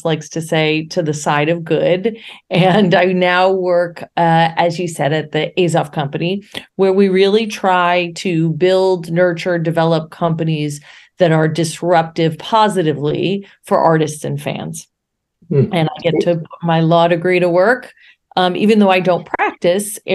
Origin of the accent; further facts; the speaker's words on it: Buffalo, New York, United States; moved away; I grew up in Buffalo, New York